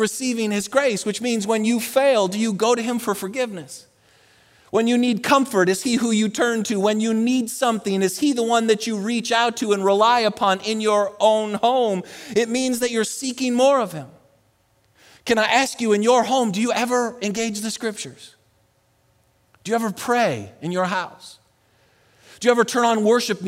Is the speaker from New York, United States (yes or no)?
yes; Buffalo, New York, United States; also born or lived in Colorado; now in Texas, United States; I'm from Buffalo